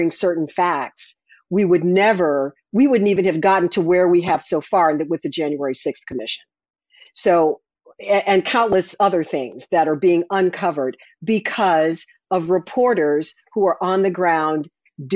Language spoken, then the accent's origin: English; Chicago, Illinois, United States; moved away; I grew up in Chicago listening to the scoreboard go off